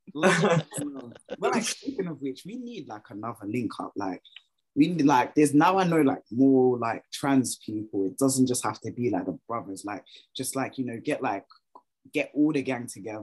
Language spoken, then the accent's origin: English; London, United Kingdom; as a Londoner myself